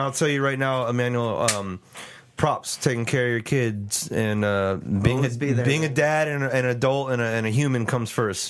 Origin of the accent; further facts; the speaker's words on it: San Antonio, Texas, United States; I'm born and raised here myself